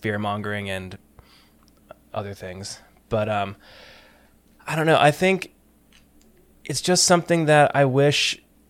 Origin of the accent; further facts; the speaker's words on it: United States; also born or lived in New York; I'm from New Jersey and New York.